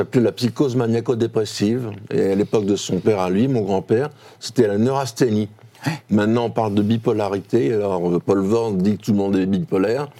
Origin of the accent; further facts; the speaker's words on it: Toulouse, Occitania, France; moved away; also born or lived in Paris; Je suis un provincial, moi, je suis toulousain